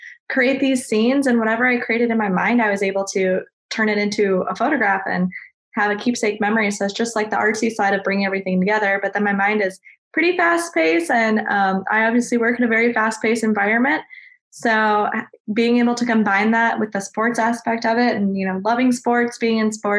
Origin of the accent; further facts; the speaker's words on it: South Dakota, United States; moved away as an adult; also born or lived in Mankato, Minnesota; now in Raleigh, United States; I'm originally from South Dakota. And then I went to college in Mankato, and now I live, which is in Minnesota. And then now I live in Raleigh, North Carolina.